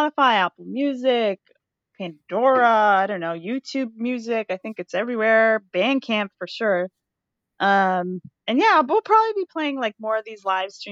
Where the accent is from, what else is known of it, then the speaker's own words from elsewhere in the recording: Canada; as a Canadian